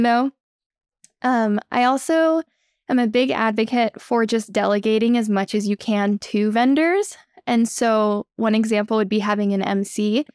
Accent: Austin, Texas, United States; moved away as an adult; also born or lived in Idaho; I actually grew up in Austin, Texas

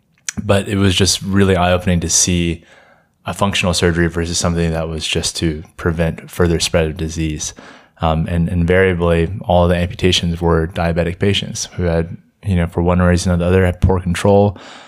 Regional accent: Jackson, Mississippi, United States; Yeah, I am from Jackson, Mississippi. I'm a third year medical student.

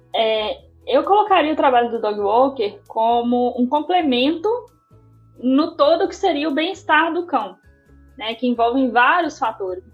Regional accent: Belo Horizonte, Minas Gerais, Brazil; sou aqui de Belo Horizonte também, como a Carol

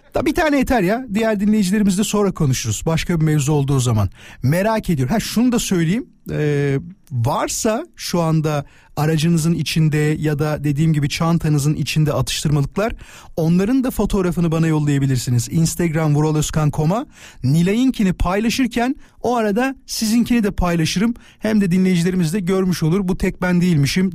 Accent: İzmit, Kocaeli, Turkey; moved away; also born or lived in Istanbul; ben İzmitliyim İstanbul'da yaşıyordum

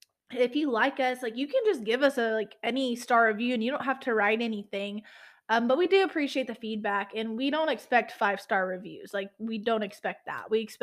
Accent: the South, United States; and I'm from the South, so when your mama tells you you're cussing too much, you reel it back in.

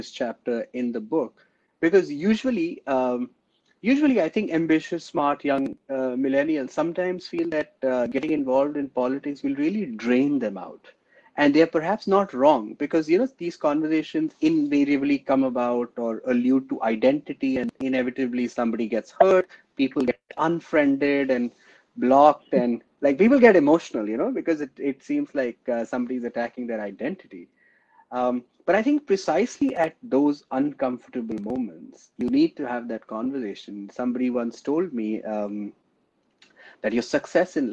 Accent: India; now in London, United Kingdom; As an Indian

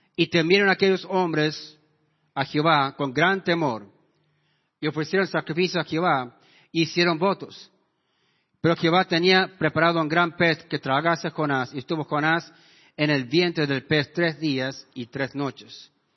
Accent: Washington, Iowa, United States; now in San Miguel de Tucumán, Argentina; mi pueblo de donde yo me crié, el pueblo de Washington, Iowa

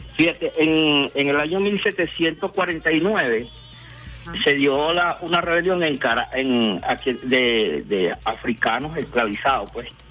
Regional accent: Caracas, Capital District, Venezuela; mi parroquia, San Agustín, de donde yo soy

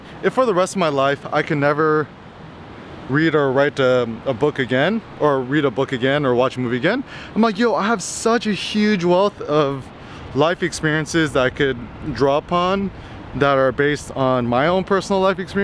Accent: United States; being an American growing up in the 90s

